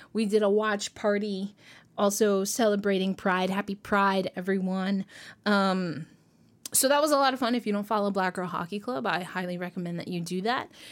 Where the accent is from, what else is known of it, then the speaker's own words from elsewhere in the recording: New York, United States; I'm from New York